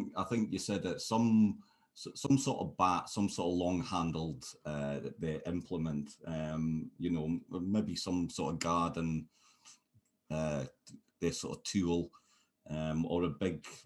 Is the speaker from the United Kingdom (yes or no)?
yes; United Kingdom; as a sort of British person